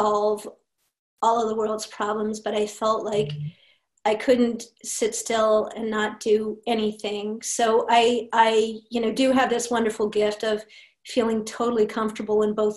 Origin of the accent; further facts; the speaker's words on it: Washington, District of Columbia, United States; also born or lived in Europe / Angola / Suriname; loved growing up in Washington, D.C.